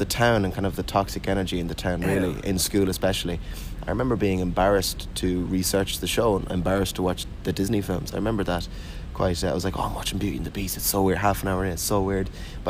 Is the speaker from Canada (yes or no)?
no; Galway, Connacht, Ireland; moved away as an adult; now in Dublin, Ireland; My accent's quite strange, though, because I am from the west of Ireland, in Galway.